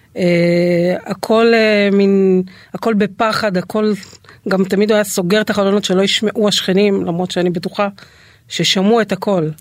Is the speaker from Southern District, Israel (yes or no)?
no; the Krayot, Haifa District, Israel; אז אני גדלתי בבית של אה, שני הורים מורים, אקדמאים, אה, אימא סגנית מנהלת בית ספר, אה. מאוד מוערכת, מאוד מצליחה. אבא שלי תואר שני בחינוך, היה גם מועמד למועצת העיר, גרנו בקריות